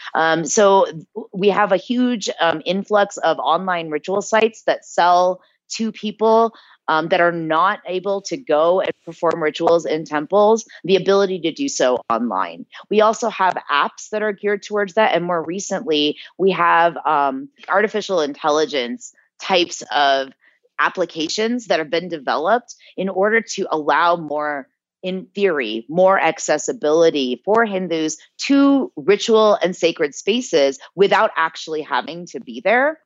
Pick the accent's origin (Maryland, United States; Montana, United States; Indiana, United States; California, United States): Indiana, United States; South Bend; also born or lived in New Jersey; now in India; I was born in New Jersey and I grew up in Indiana